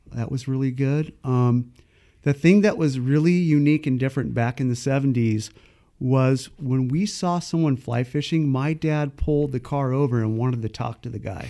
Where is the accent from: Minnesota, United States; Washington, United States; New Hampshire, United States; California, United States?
California, United States; Paradise; also born or lived in San Jose, California; I was born in San Jose in nineteen sixty-five, and in nineteen sixty-seven, My dad moved everyone up to Paradise, California, um, with the intent to raise his family